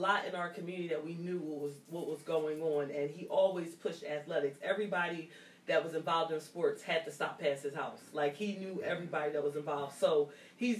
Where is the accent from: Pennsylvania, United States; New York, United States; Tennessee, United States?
Pennsylvania, United States; Yeadon Avenue; I grew up on Yeadon Avenue. My mom lived on Yeadon Avenue, and my grandma lived on Belly Road